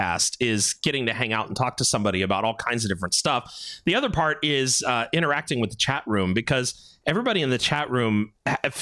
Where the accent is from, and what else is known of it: California, United States; accent: California